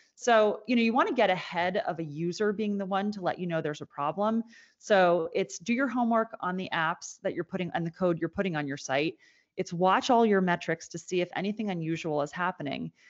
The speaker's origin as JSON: {"language": "English", "town": "Annapolis", "region": "Maryland", "country": "United States", "tie": "born or raised there", "said": "my hometown in Annapolis"}